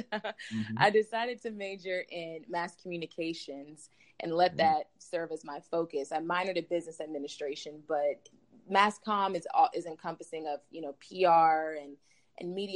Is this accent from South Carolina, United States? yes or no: yes; South Carolina, United States; being from South Carolina and having the experiences that I've had just growing up in the South